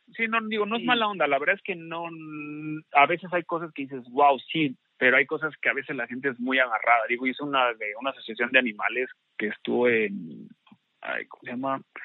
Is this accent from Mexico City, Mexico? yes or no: no; Xalapa, Veracruz, Mexico